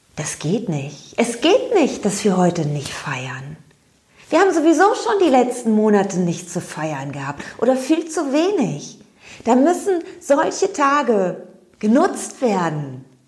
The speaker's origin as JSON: {"language": "German", "town": "Cologne", "region": "North Rhine-Westphalia", "country": "Germany", "said": "Ich bin Kölnerin"}